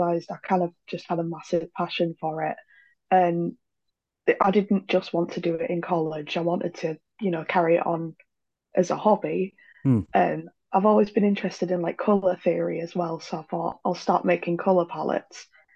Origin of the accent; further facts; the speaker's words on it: Yorkshire and the Humber, United Kingdom; now in East Yorkshire, United Kingdom; I'm from West Yorkshire